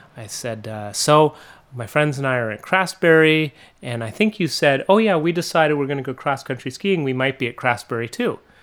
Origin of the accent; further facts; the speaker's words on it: Montreal, Quebec, Canada; moved away as an adult; now in Vermont, United States; I grew up in Montreal and north of Montreal. I moved to Vermont almost, like, seventeen years ago.